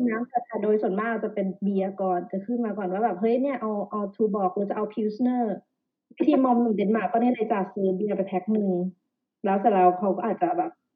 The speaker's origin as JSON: {"language": "Thai", "region": "Phetchaburi", "country": "Thailand", "also_born_or_lived": "Bangkok, Thailand", "moved": "as an adult", "lives_now": "Denmark", "said": "เรามาจากต่างจังหวัดนะนะ อยู่เพชรบุรี"}